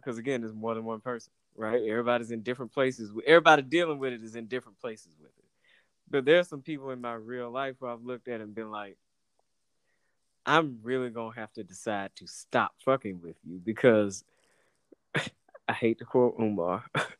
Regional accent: Atlanta, Georgia, United States; growing up in Atlanta is kind of a bubble

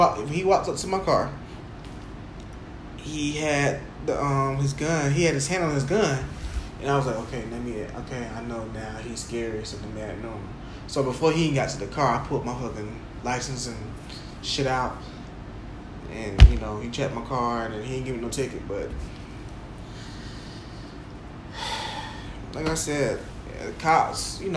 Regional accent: Jacksonville, Florida, United States; when I was growing up in Jacksonville, going to the mall, the Orange Park Mall, Regency Mall

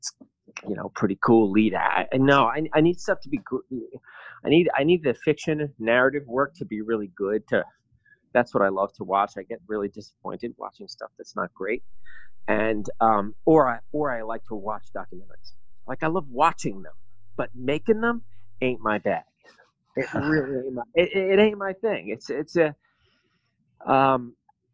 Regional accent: New York, United States; now in Berlin, Germany; as an American, as a New Yorker, even

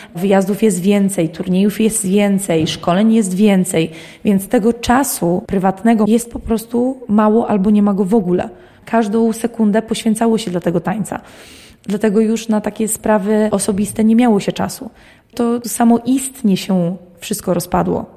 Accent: Jastków, Lublin Voivodeship, Poland; Ja jestem spod Lublina, dokładnie z miejscowości Jastków. Moi rodzice dowodzili mnie do Lublina

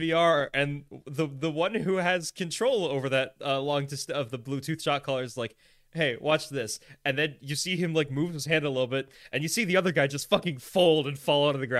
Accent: Kansas, United States; also born or lived in Florida; I'm from Florida and Kansas. I feel like I had an equal amount of upbringing in each state. Probably more in Kansas, actually, now that I think about it, because I came back to Kansas at the age of 8

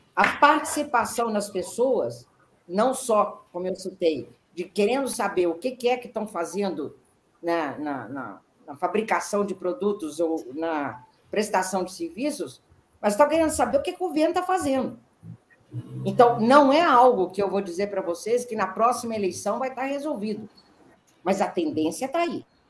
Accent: Minas Gerais, Brazil; eu sou mineira

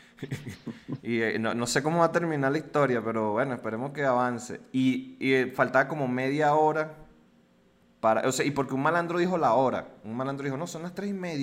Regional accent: Venezuela; now in Mexico; como eres venezolano

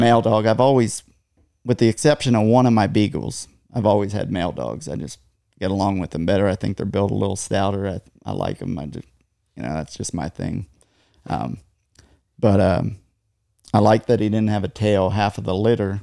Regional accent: just north of Gettysburg, Pennsylvania, United States; moved away as an adult; now in Texas, United States; just north of Gettysburg, Pennsylvania

